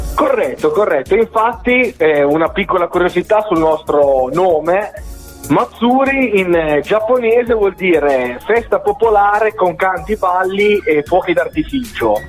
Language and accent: Italian; Cairo Montenotte, Liguria, Italy; io sono Ligure, sono di Cairo Montenotte, proprio eh, nel primo paese della Liguria